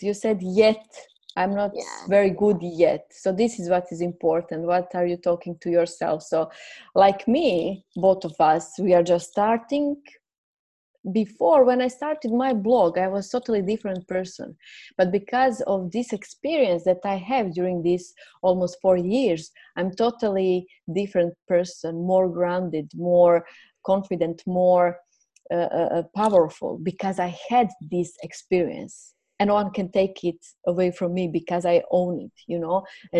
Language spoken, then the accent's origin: English; Croatia; first language Croatian; English is a second language; I will express myself in Croatian language, my mother language, and later on I will see. And then, okay, I felt I'm ready. Let's do it. I will do it in English language. I'm aware my English language is not perfect